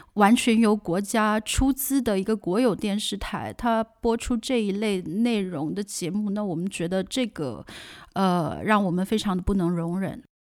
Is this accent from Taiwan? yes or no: no; China; now in Germany; 包括我自己在来自国内的